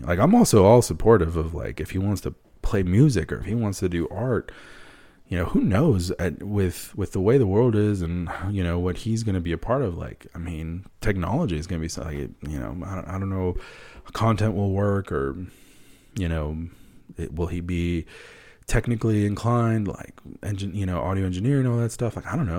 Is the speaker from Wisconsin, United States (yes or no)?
yes; Wisconsin, United States; I hate the Packers. And I'm from Wisconsin. That's the one team I don't follow from Wisconsin.